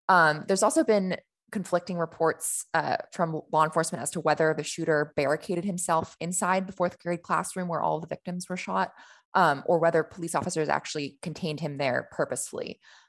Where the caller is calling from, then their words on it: Austin, Texas, United States; I'm in Austin, Texas.